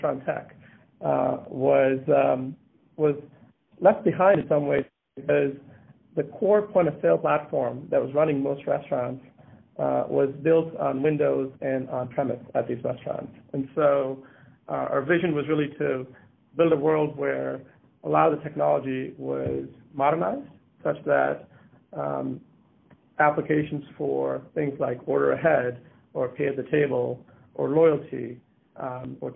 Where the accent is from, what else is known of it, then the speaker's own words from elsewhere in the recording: Rochester, New York, United States; moved away as an adult; also born or lived in Massachusetts; I grew up in Rochester, New York, and moved to Massachusetts in 2001 for college